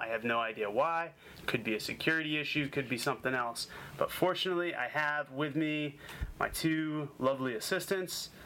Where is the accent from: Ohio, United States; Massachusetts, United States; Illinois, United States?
Massachusetts, United States; Boston; moved away; Boston, my hometown